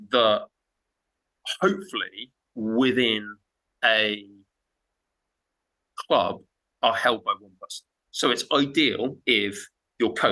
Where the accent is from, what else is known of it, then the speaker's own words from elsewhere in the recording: Zimbabwe; Because I'm I'm from Zimbabwe, okay?